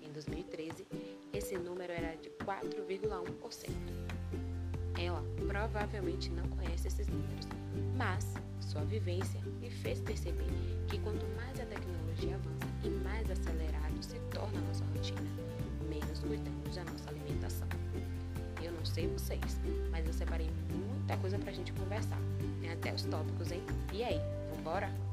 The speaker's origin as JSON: {"language": "Portuguese", "country": "Brazil", "said": "nós, brasileiros"}